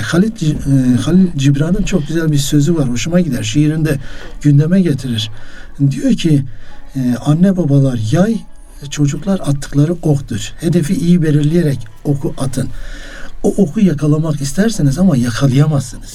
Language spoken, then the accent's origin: Turkish; Muş, Muş Province, Turkey; Ben Musluyum